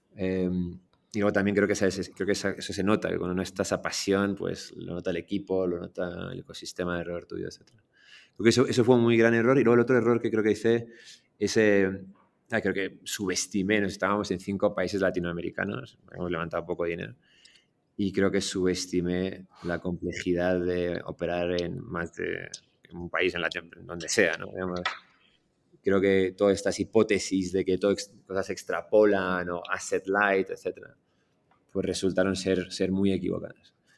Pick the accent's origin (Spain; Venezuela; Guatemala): Spain; Madrid, Community of Madrid; moved away as an adult; also born or lived in Iran / London, United Kingdom; now in Mexico; yo crecí en Madrid, por eso el acento.